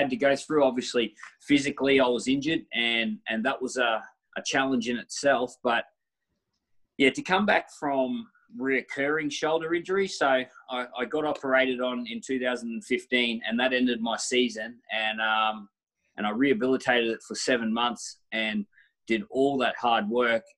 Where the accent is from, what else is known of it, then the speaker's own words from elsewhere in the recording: Queensland, Australia; I was definitely a Queensland kid